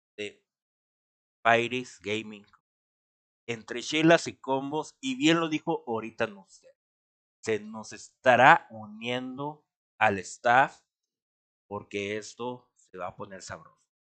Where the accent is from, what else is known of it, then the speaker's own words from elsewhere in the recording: Mexico; somos los mexicanos